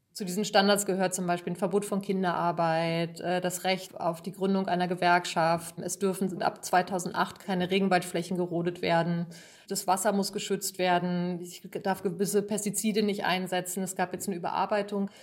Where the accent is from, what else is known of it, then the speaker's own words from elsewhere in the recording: Germany; bei uns in Deutschland